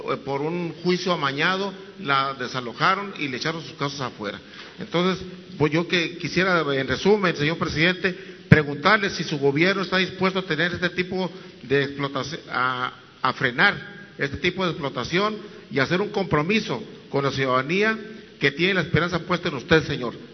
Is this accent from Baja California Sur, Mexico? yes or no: yes; Baja California Sur, Mexico